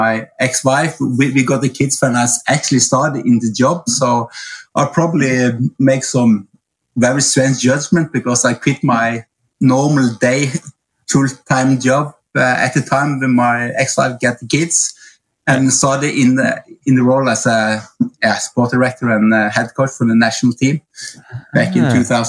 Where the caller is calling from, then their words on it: Oslo, Norway; English is a second language; I'm actually right now in Oslo, Norway. I should be at the training camp with the athletes, but I'm home a little while.